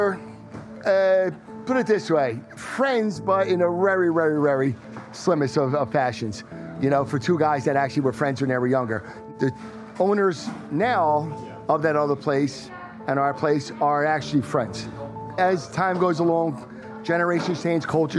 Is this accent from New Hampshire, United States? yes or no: no; Philadelphia, Pennsylvania, United States; accent: South Philly; my South Philly accent's really, really harsh